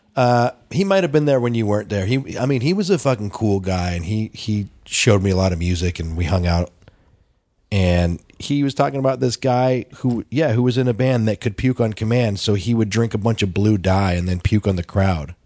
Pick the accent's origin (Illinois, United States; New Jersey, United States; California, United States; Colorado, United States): Colorado, United States; Denver; growing up in Denver